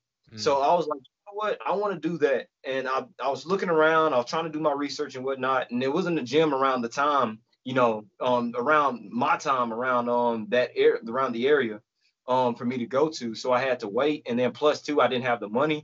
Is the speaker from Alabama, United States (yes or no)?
yes; Camp Hill, Alabama, United States; also born or lived in Dayton, Alabama / Auburn, Alabama; I grew up in Camp Hill, Alabama, but I went to school in Dayton